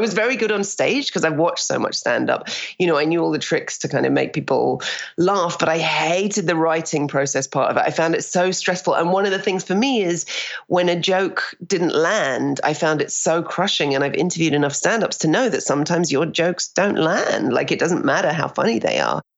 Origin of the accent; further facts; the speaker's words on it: United Kingdom; moved away as an adult; now in Toronto, Canada; we're very cynical as Brits.